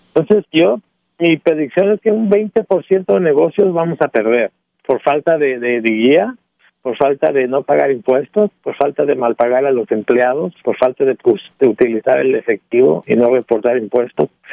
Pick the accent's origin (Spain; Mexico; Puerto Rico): Mexico; also born or lived in Illinois; Como mexicano, como mexicano y latino